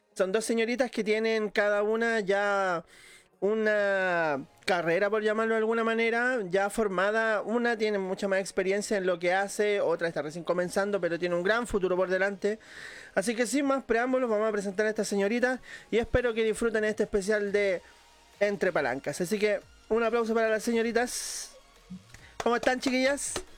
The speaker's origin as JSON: {"language": "Spanish", "region": "Valparaíso", "country": "Chile", "said": "como yo también soy de Valparaíso"}